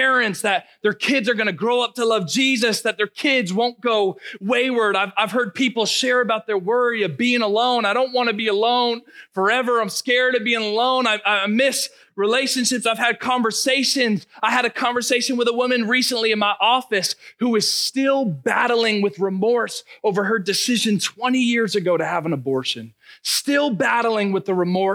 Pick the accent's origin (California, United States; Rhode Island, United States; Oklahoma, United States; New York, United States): Rhode Island, United States; Narragansett; moved away as an adult; also born or lived in Ohio / Cumberland, Rhode Island; now in Marshfield, United States; as a kid, remember, born and raised in Rhode Island